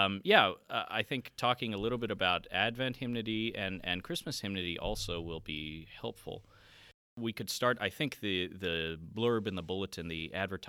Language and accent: English; Clearwater, Florida, United States; also born or lived in Northfield / Oklahoma; now in Sioux Falls, United States; So I grew up in Florida, Clearwater, near that side of the state, and went to school at St. Olaf College in Northfield, Minnesota.